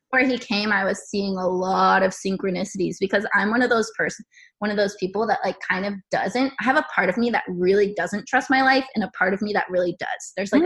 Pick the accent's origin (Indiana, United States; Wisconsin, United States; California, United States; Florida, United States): California, United States; San Diego; moved away as an adult; now in Columbus, United States; I am originally from California. I'm a California girl, and right now I'm currently living in Columbus, Ohio